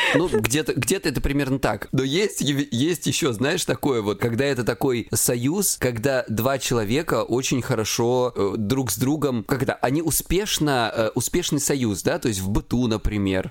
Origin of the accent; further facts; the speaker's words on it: Krasnodar Krai, Russia; я с Кубани